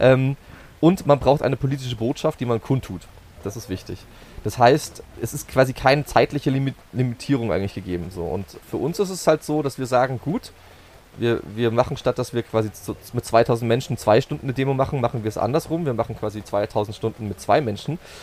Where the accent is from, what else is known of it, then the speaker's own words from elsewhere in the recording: Berching, Bavaria, Germany; moved away as an adult; also born or lived in Dresden / Würzburg; ich bin äh, in Dresden geboren, kurz vor der Wende mit meiner Familie Ausreiseantrag gewilligt bekommen und nach äh, Neumarkt in der Oberpfalz gezogen oder daneben nach Berching und bin dort äh, zum, aufs Gymi gegangen